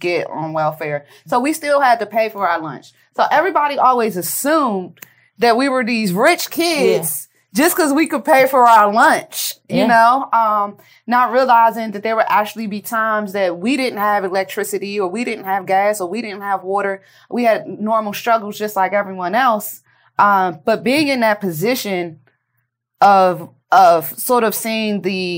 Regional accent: Washington, District of Columbia, United States; I am from D.C. I'm from Capitol Hill. And my great-grandparents are actually founding residents of Capitol Hill

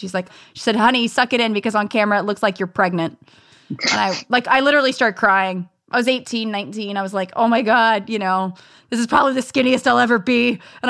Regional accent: Los Angeles, California, United States; I grew up in the San Fernando Valley, home to the porn industry, and I am very proud of that. You know, I was born in Van Nuys, California

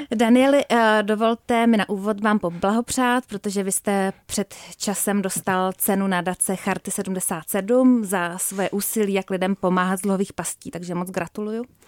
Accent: Czechia; my Češi

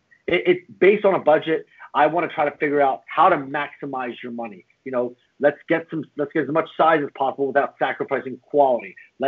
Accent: Philadelphia, Pennsylvania, United States; I'm from Northeast Philly

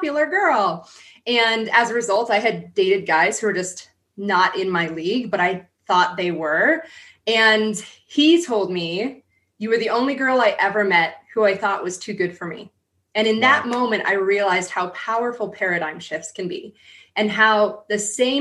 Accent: San Diego, California, United States; I grew up in San Diego

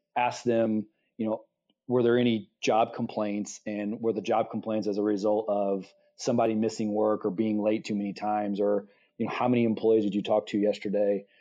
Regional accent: Midwest, United States; I'm from the Midwest, born and raised

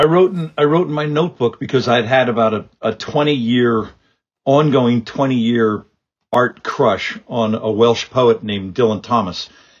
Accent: Ireland; I'm not. I'm some guy. I'm just an Irish jackass.

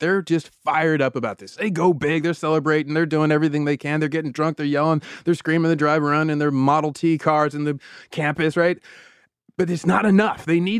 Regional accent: Davis, California, United States; I grew up in Davis. It was my hometown. So we rooted for UCD.

